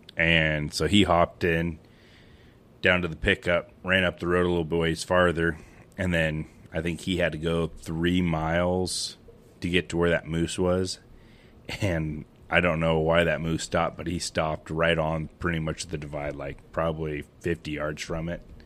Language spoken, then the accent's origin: English; Western Montana, United States; now in Scobey, United States; I'm originally from Western Montana, but now I live in the beautiful town of Scobie, Montana